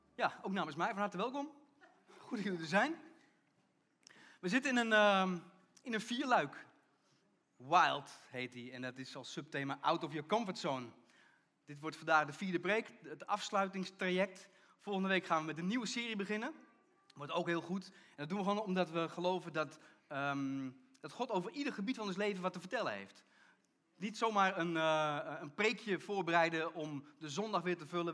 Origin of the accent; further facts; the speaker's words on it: Netherlands; gingen we als Nederlanders naar de kerk